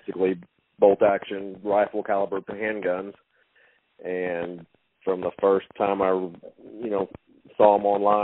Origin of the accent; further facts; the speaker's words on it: Hallettsville, Texas, United States; I grew up in Lavaca County, Hallettsville, Shiner area.